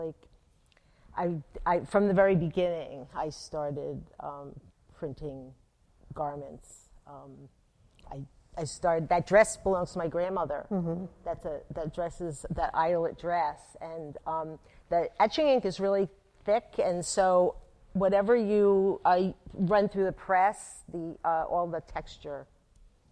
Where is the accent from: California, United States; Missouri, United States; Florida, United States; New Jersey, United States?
New Jersey, United States; Atlantic City; I grew up in Atlantic City, and I worked at Louis's Artist Village on the boardwalk